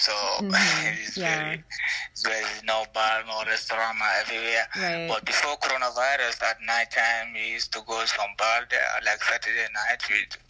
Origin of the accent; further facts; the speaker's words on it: Gambia; English is a second language; also born or lived in Italy; now in Sint-Truiden, Belgium; I'm from Gambia. I'm the type of Fulani. I was been in Italy for 2 years back, but now, since last year, I'm in Belgium. I live in one small city called Sint-Truiden.